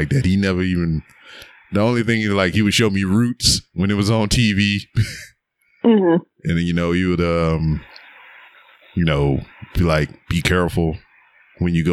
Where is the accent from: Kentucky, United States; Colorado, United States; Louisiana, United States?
Louisiana, United States; Lake Charles; moved away; I was born and raised in Lake Charles, Louisiana